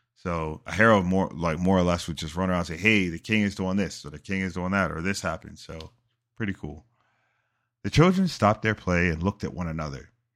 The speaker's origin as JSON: {"language": "English", "country": "United States", "said": "my home country"}